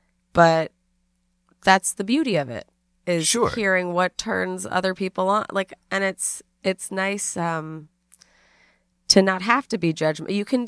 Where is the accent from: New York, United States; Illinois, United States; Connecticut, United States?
New York, United States; New York City; No, uptown. Upper East Side, yeah.